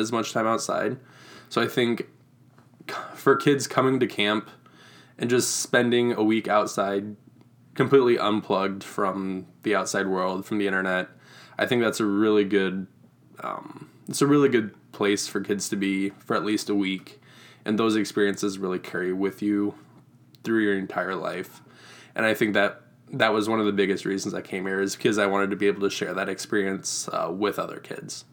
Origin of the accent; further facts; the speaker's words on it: Reedland, Iowa, United States; I grew up in Reedland, Iowa, which is about half an hour north of Waterloo